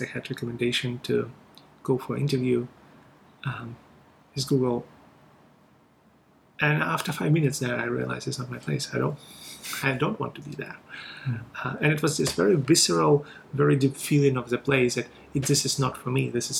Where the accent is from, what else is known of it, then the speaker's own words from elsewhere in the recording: Russia; English is a second language; also born or lived in China; now in Hong Kong; growing up in Russia first, then moving to China, then moving to Hong Kong.